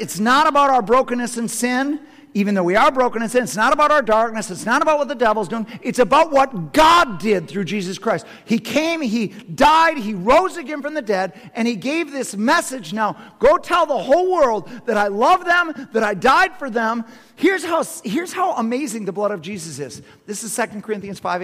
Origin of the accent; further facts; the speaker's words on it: Madison, Wisconsin, United States; I'm Madison, Wisconsin